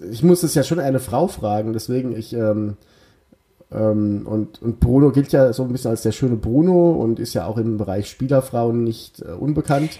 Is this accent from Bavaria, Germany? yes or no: yes; Bavarian Odenwald, Germany; Ich komme auch aus dem Odenwald, aber aus dem bayerischen Odenwald